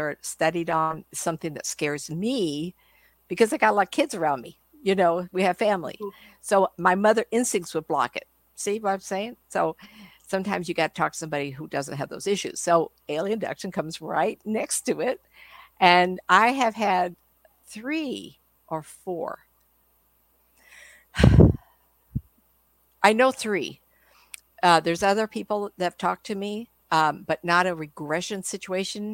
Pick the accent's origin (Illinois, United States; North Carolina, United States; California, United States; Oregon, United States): California, United States; I'm from California